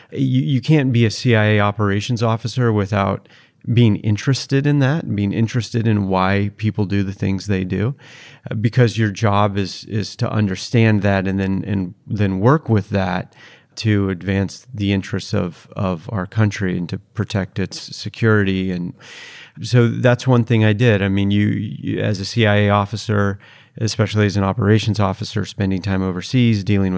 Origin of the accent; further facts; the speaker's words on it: Seattle, Washington, United States; also born or lived in Utah; But I was born in Utah and raised in the Seattle, Washington area.